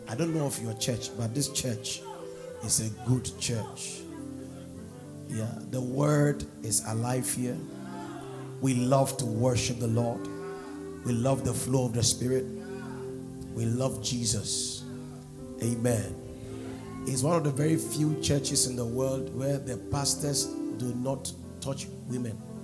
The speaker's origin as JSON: {"language": "English", "country": "Nigeria", "tie": "born or raised there", "said": "I was brought up in Nigeria"}